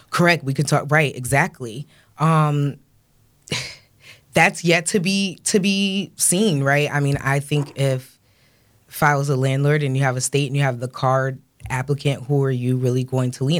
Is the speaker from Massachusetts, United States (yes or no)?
no; Rochester, New York, United States; we're from Rochester